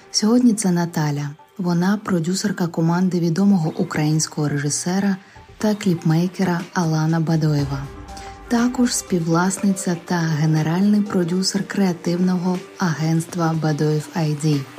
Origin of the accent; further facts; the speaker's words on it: Ukraine; Ми з України.